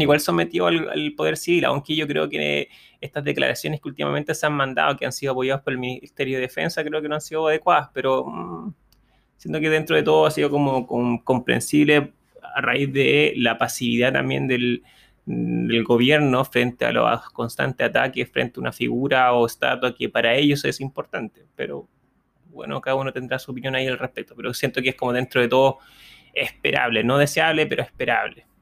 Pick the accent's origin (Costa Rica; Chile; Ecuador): Chile